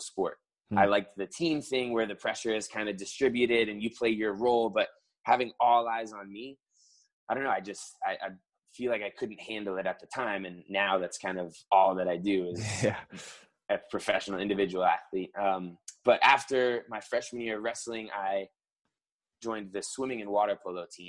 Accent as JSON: {"language": "English", "town": "West Palm Beach", "region": "Florida", "country": "United States", "tie": "born or raised there", "also_born_or_lived": "Providence, Rhode Island / Fort Lauderdale, Florida / Clemson, South Carolina", "lives_now": "Miami, United States", "said": "I was born in Providence, Rhode Island. And we moved down to like the West Palm Beach area when I was 2. And then 10 years later, kind of jumped down to Fort Lauderdale"}